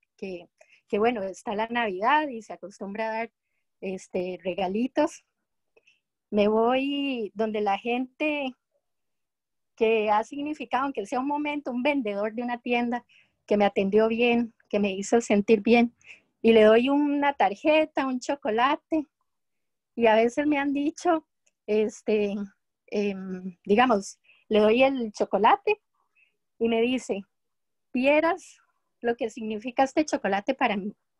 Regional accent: Costa Rica; de Costa Rica

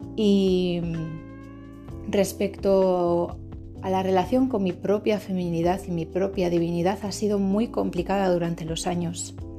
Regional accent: Basque Country, Spain; Yo provengo del País Vasco, de Euskadi

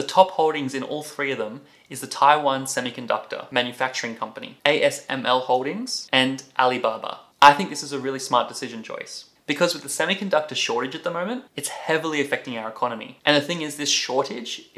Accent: Australia; as an Australian

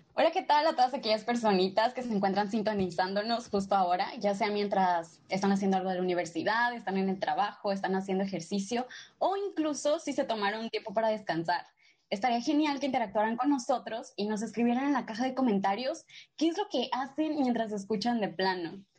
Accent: Culiacán, Sinaloa, Mexico; soy de Culiacán, Sinaloa

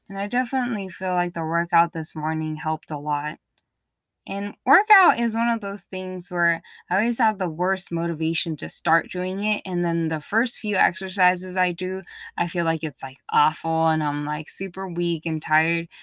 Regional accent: East Coast, United States; moved away; Growing up in the East Coast

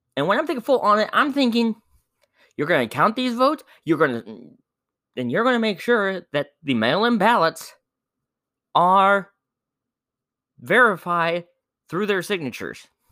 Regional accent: Indiana, United States; my home state of Indiana

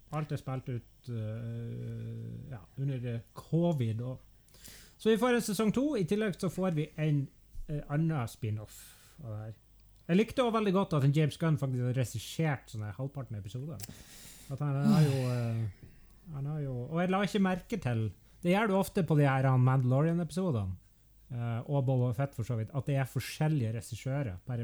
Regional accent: Norway

